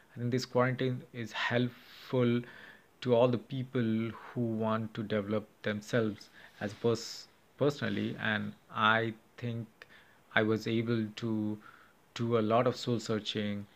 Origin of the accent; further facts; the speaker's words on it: India; now in Chicago, United States; I'm from India